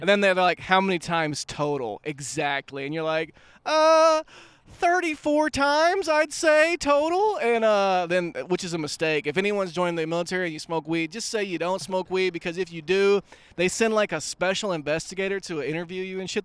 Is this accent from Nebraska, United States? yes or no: no; Pine Bluff, Arkansas, United States; moved away; also born or lived in Hot Springs, Arkansas; we, we moved from Pine Bluff to Hot Springs.